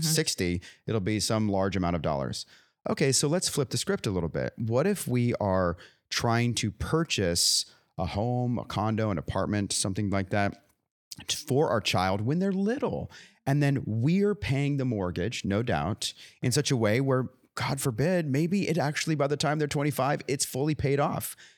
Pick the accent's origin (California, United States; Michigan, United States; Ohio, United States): California, United States; moved away; I grew up in California.